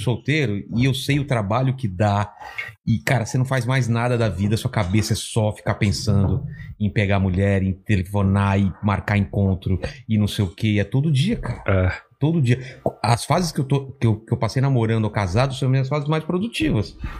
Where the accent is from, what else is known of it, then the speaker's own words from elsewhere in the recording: São Bernardo do Campo, São Paulo, Brazil; sou de São Bernardo